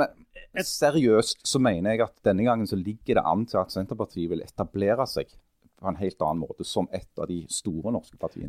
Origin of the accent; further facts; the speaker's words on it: Stavanger, Rogaland, Norway; som rogalendinger og stavangerfolk